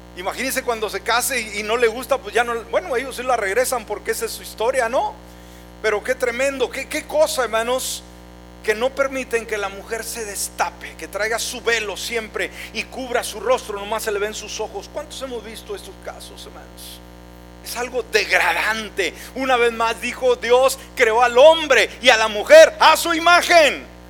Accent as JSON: {"language": "Spanish", "country": "Mexico", "said": "en nuestro México, hablando por mi país"}